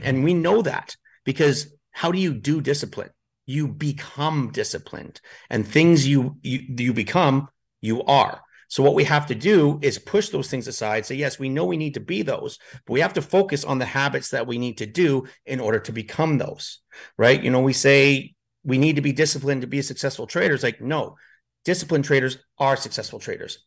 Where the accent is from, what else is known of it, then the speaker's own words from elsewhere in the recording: Edmonton, Alberta, Canada; moved away as an adult; also born or lived in northern Canada; now in Spain; I'm from Edmonton